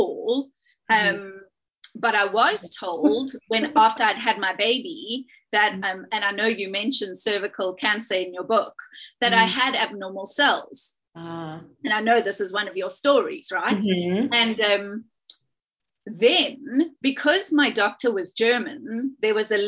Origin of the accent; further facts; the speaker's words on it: South Africa; now in United Kingdom; I'm South African, but now I live in the UK